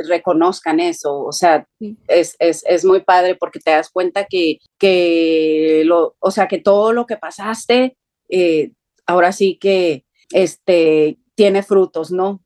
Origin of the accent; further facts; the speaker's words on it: Tijuana, Baja California, Mexico; yo soy de la frontera, soy de Tijuana